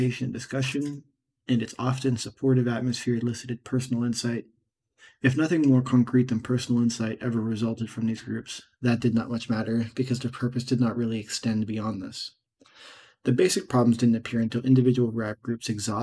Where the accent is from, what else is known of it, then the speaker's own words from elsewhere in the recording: Pittsburgh, Pennsylvania, United States; I'm from Pittsburgh, and the dialect is somewhat strange, and it has a tendency to lead to mumbling